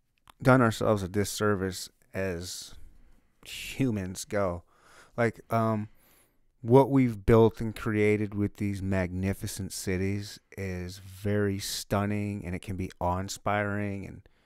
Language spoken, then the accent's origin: English; Michigan, United States; I was born and raised in Michigan.